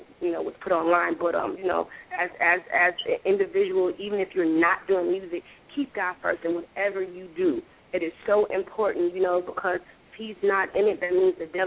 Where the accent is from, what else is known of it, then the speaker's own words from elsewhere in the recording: Oakland, California, United States; now in Atlanta, United States; I grew up in East Oakland, 69th and Westdale